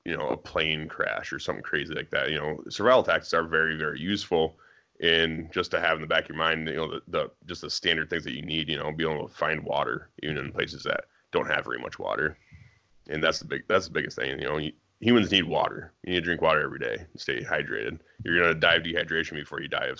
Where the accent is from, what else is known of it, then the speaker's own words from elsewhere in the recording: Iowa, United States; I grew up in Iowa where it snows a lot